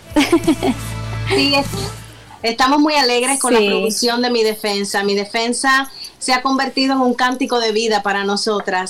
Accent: Cuba; moved away as an adult; now in United States; Somos de origen cubano, como tú lo mencionabas. Eh, 6 y 4 años en nuestra isla de Cuba.

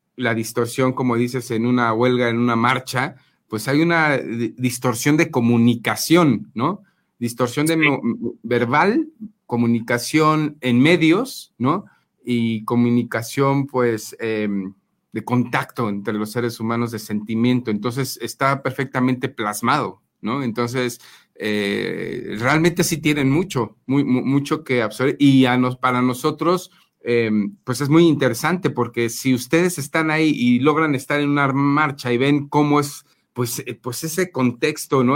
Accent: Mexico; como mexicanos

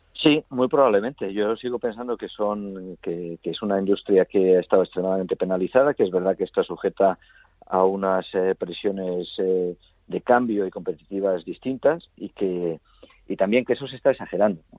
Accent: Spain; yo soy español

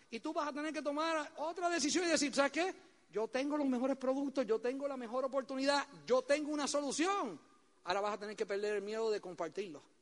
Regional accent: Puerto Rico; Oye bien, porque de esa isla yo sé lo que produce porque yo soy puertorriqueño, ¿eh?

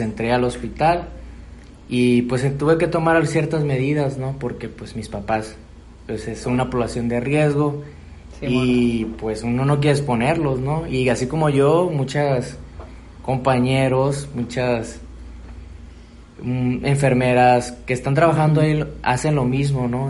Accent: Mexico; estábamos necesitados como sociedad mexicana

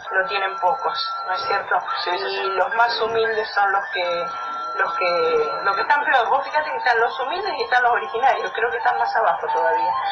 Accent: Argentina; somos argentinos

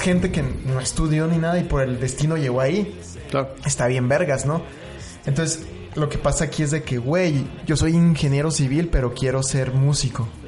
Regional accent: Mexico City, Mexico; now in Chihuahua, Mexico; ya soy el fotógrafo de Chihuahua, pero soy chilango

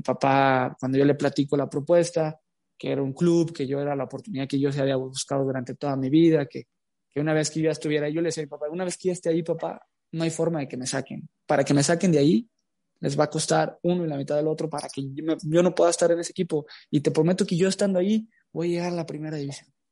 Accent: Tepatitlán de Morelos, Jalisco, Mexico; moved away as an adult; now in Querétaro, Mexico; nací en Tepatitlán de Morelos, Jalisco

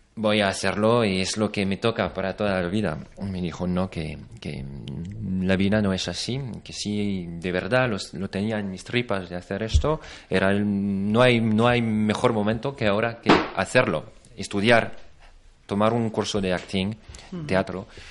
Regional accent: France; Spanish is a second language; now in Spain; soy francés

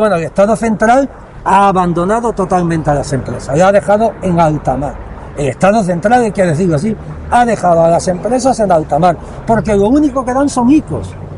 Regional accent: Melilla, Spain; Todos somos melillenses.

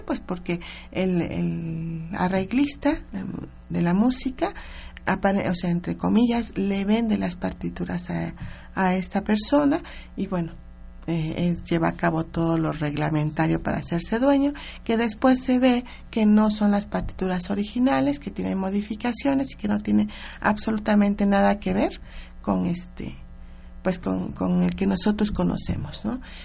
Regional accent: Mexico; como mexicanos nosotros lo, lo vivimos cada, cada semana en nuestras escuelas

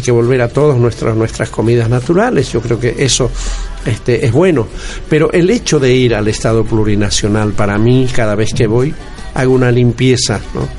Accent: Bolivia; Yo soy andino, como es de Bolivia.

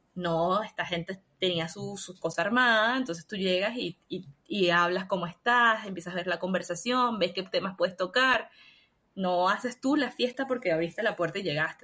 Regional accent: Venezuela; moved away as an adult; now in Chile; yo amo Venezuela, fue tremenda casa para mí, fue el, lugar donde nací, donde estuve con mi familia, donde están mis amigos

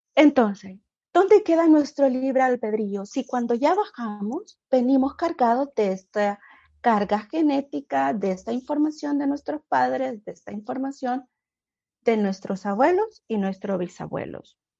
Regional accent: Honduras; moved away as an adult; now in United States

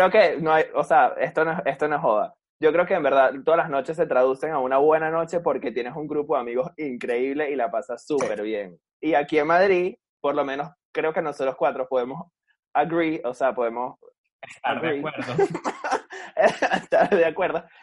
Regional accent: Caracas, Capital District, Venezuela; now in Bogotá, Colombia; Pero nosotros que venimos de Caracas, que íbamos a una discotequita de cuatro paredes y un techito

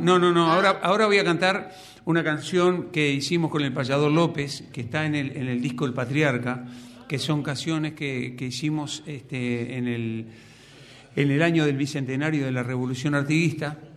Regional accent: Montevideo, Uruguay; Yo nací en Montevideo, eh, ahí en el barrio, cerca del barrio Villa Española, cerca del Mercado Modelo, que es donde vivo

